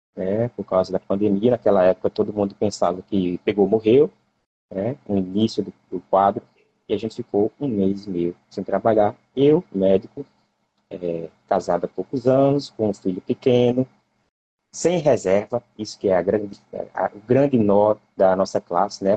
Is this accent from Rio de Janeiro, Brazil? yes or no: no; Cajazeiras, Paraíba, Brazil; now in Jaboatão dos Guararapes, Brazil; Eu nasci em Cajazeiras, pertinho do Ceará